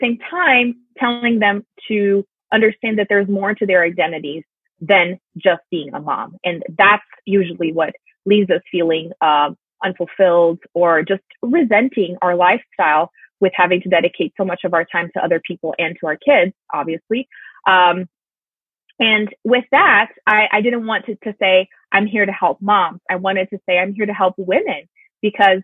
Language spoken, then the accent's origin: English; Brazil; English is a second language; moved away as an adult; I'm originally from Brazil, and I started teaching English when I was 14